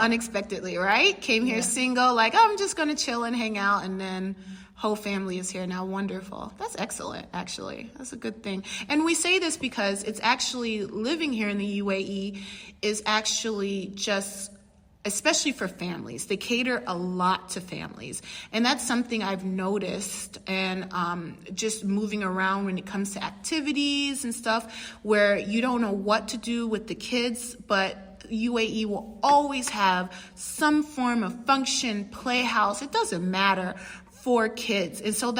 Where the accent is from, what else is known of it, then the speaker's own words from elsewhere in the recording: England, United Kingdom; And of course, I am still English. Yes, I am the English one.